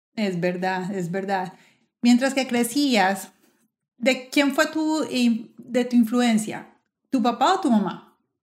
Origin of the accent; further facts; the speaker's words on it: Medellín, Antioquia, Colombia; Yo nací en la Luz Castro de Gutiérrez. Ah. En el hospital del municipio en ese momento mi mamá trabajaba para el municipio de Medellín